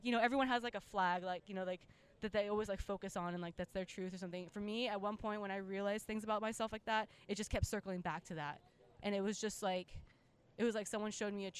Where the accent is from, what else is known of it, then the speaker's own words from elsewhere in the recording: Japan; moved away; I grew up in Japan